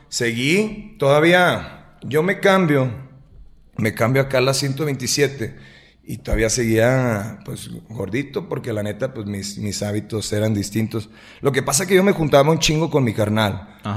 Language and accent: Spanish; Lagos de Moreno, Jalisco, Mexico; also born or lived in Guadalajara; soy nacido aquí en Lagos de Moreno, prácticamente toda, toda mi vida he radicado aquí en Lagos de Moreno